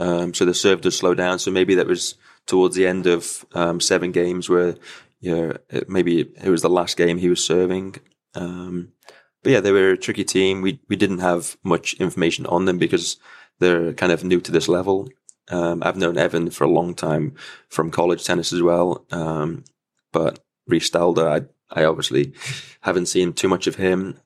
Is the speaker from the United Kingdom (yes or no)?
yes; United Kingdom; being a British player with the L T